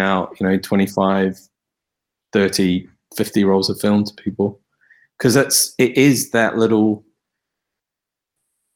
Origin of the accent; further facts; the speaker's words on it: New Zealand; now in United Kingdom; I grew up in New Zealand.